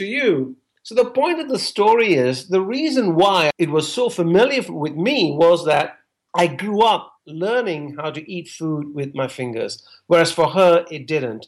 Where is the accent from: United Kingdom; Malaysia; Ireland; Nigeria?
Malaysia; moved away; I'm Malaysian Indian. So as an Indian growing up in Malaysia